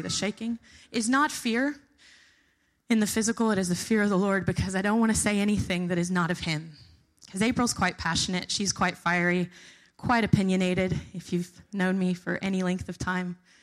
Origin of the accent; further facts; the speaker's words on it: the South, United States; moved away as an adult; I'm from the South, not from the North